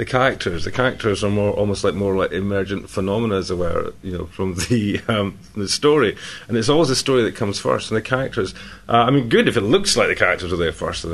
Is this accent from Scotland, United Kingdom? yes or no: yes; Scotland, United Kingdom; I'm Scottish